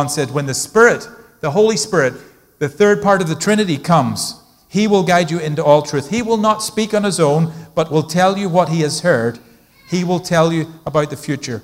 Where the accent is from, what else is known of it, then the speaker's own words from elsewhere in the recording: Ireland; now in United States; I grew up in Ireland